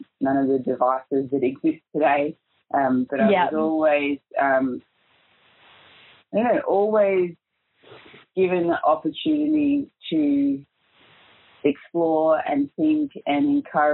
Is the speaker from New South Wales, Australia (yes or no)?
no; Melbourne, Victoria, Australia; I was actually born and raised in Melbourne